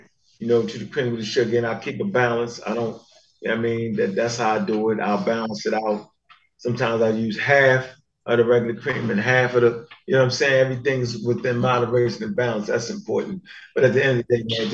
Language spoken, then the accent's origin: English; United States; I was born and raised in America